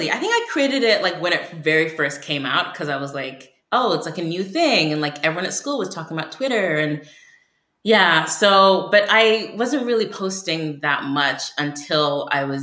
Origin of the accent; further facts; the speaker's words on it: United Kingdom; accent: American; so I I'm British and um, I was born in Africa, but I only developed an American accent like a few years ago